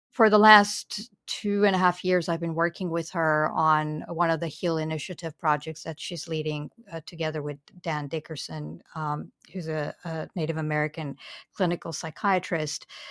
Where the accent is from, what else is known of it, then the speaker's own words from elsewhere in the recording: Romania; English is a second language; moved away as an adult; now in United States; the British Council happened to open a, a library branch in my small town